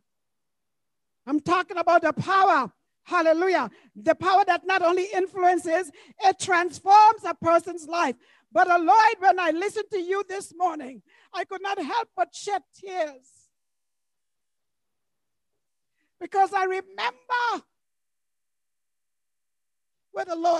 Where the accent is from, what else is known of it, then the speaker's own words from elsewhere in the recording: U.S. Virgin Islands; When I was growing up in St. Thomas, number 20 Gamble Garda, that's the address of the church building